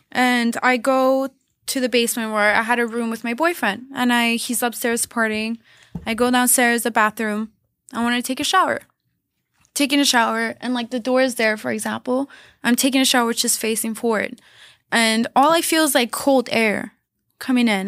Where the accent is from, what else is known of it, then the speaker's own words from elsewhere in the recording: Canada; also born or lived in Los Angeles, United States; I would come back to Montreal 'cause you can't stay as a Canadian six months